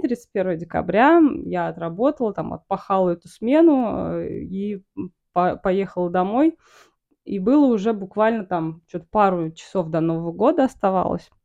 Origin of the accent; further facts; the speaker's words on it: Samara, Samara Oblast, Russia; moved away as an adult; also born or lived in Kauai, Hawaii; я из Самары